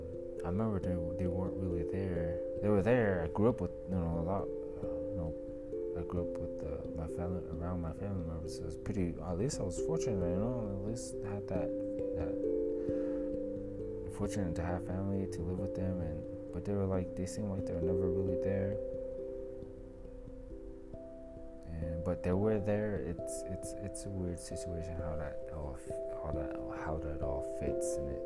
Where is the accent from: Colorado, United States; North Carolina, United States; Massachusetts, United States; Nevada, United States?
Colorado, United States; Denver; also born or lived in Salt Lake City, Utah; I was born and raised pretty much, it feels like I was born and raised everywhere, I was born in Salt Lake City, Utah, we grew up around, especially here in Denver. I live here in Denver now